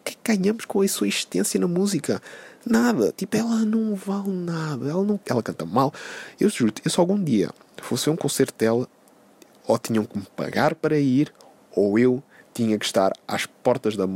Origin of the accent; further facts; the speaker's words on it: Porto, Porto District, Portugal; tenho 22 anos, vim do Porto